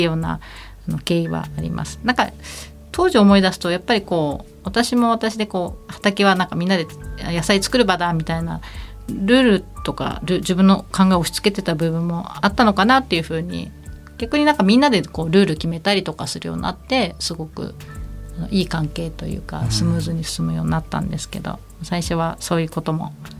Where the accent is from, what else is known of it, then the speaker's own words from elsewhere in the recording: rural area of Kumamoto Prefecture, Japan; 熊本県の農村地帯の出身なんですけれども